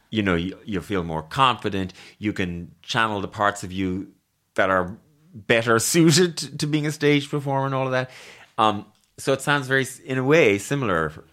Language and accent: English; Ireland; I'm too Irish, maybe.